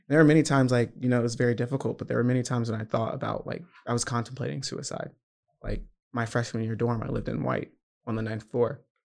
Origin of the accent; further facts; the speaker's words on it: Georgia, United States; I'm from Georgia, very southern